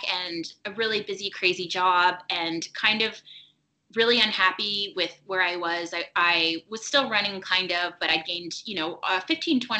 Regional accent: Toronto, Ontario, Canada; my hometown of Toronto

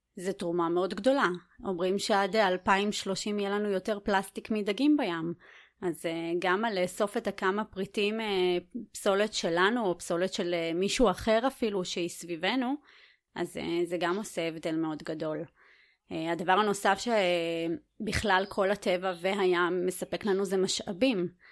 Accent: Netanya, Central District, Israel; הייתי ילדה עירונית, אני עדיין גרה, גדלתי גם בנתניה

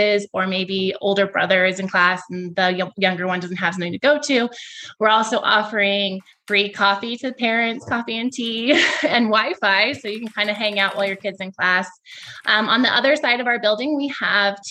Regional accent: Washington, United States; moved away as an adult; also born or lived in Montana; now in Longmont, United States; I'm actually from Washington State

